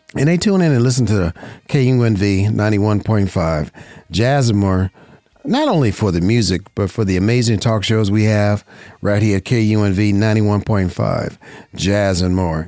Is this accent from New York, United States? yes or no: no; Las Vegas, Nevada, United States; I was born and raised in Vegas